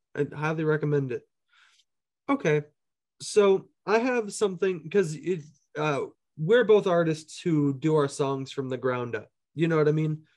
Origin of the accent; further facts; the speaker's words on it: Minneapolis, Minnesota, United States; Minneapolis has shaped a lot of where my sound comes from, just as far as, like, people I knew and, like, growing up there